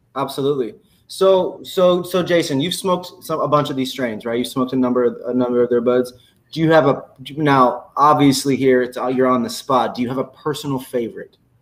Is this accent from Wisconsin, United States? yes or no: no; Indiana, United States; I grew up in Indiana. Even me growing up in Indiana